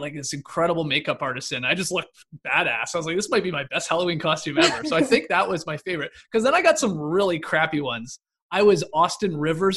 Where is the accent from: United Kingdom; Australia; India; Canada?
Canada; Stratford, Ontario; moved away as an adult; now in United States; I'm obviously from Canada. I'm from Stratford specifically.